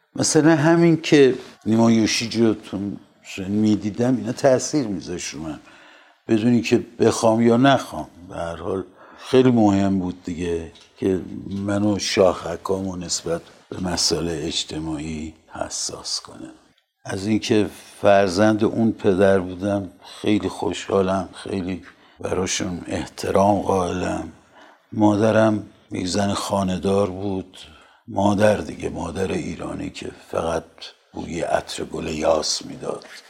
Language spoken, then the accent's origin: Persian; Tehran, Tehran Province, Iran; من در تاریخ دوم بهمن 1323 در تهران متولد شدم